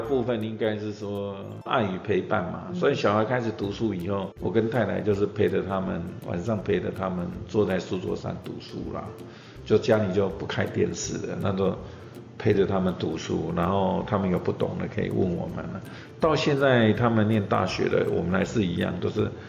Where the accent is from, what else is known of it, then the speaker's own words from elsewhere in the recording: Taiwan; 因为特别是我们台湾人都是比较含蓄的嘛，我们都不善于去表达我们对人的一些